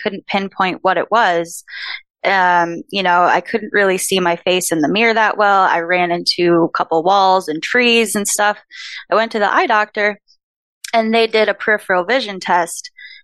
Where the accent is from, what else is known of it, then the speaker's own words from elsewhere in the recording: Minnesota, United States; moved away; also born or lived in San Diego; I'm from Minnesota